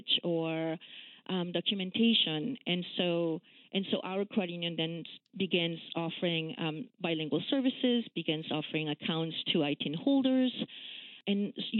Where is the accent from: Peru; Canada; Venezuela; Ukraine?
Peru; moved away as an adult; now in Washington, D.C., United States; I am actually an immigrant. I grew up in Peru when we were under a military dictatorship.